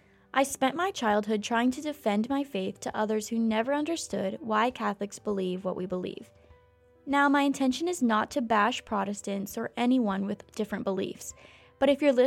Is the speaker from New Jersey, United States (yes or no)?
no; Pella, Iowa, United States; I grew up in a small town whose population really embraced their Dutch heritage. Although I love my hometown, there was always one thing that seemed to isolate me from the rest of my peers. I'm Catholic. In Pella, Iowa, population 10,000